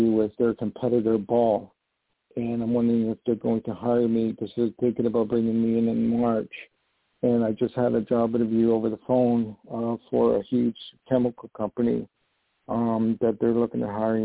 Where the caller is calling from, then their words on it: New York, United States; I'm calling from New York